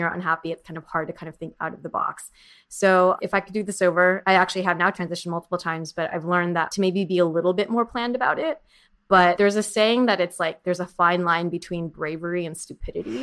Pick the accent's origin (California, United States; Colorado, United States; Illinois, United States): California, United States; Orange County; also born or lived in San Diego / San Francisco / New York; now in Los Angeles, United States; I grew up in Orange County and I went to school in San Diego